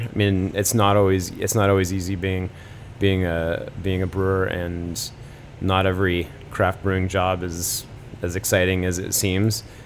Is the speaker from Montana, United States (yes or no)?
no; Portland, Oregon, United States; moved away as an adult; now in Brooklyn, United States; I'm actually from Oregon originally. I grew up in yeah. Portland